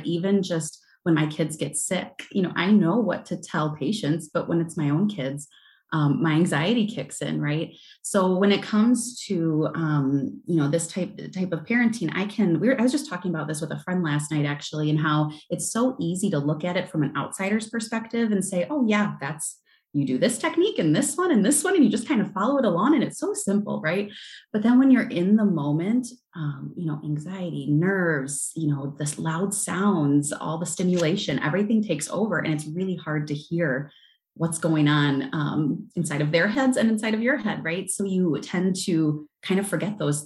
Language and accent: English; Southern Wisconsin, United States; I am from Southern Wisconsin